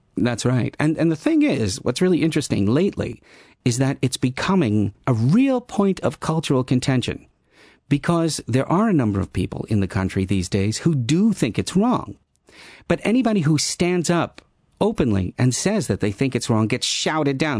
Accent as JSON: {"language": "English", "country": "United States", "moved": "yes", "lives_now": "Netherlands", "said": "I am an American"}